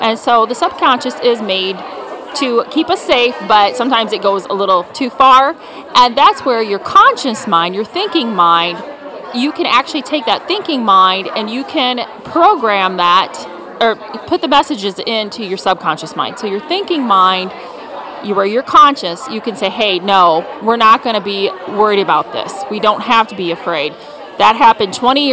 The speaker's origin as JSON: {"language": "English", "town": "Potosi", "region": "Wisconsin", "country": "United States", "tie": "born or raised there", "said": "I grew up across the river in Wisconsin in Potosi."}